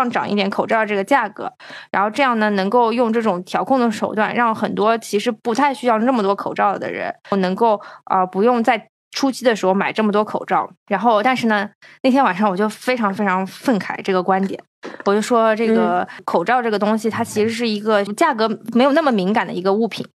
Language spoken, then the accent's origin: Chinese; China; 就是因为我们是从中国来的